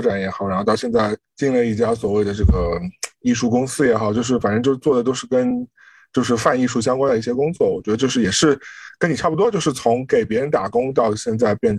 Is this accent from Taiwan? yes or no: no; China; now in United States; 是因为我们从国内来到美国，最大的状况其实是面对是。你的人脉几乎是完全用不到的，